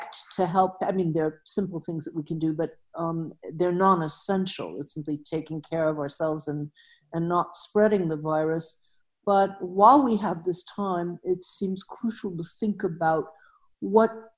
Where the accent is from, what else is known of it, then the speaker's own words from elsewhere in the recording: Atlanta, Georgia, United States; moved away as an adult; also born or lived in Northeast United States; now in Germany; I was born and raised actually in Atlanta, Georgia. So it's kind of my home, although I've lived outside the U.S. for a long time